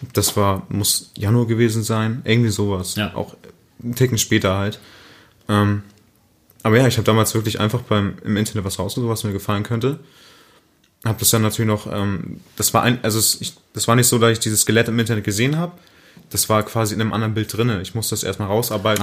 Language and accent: German; Münster, North Rhine-Westphalia, Germany; Ich komme aus der Münster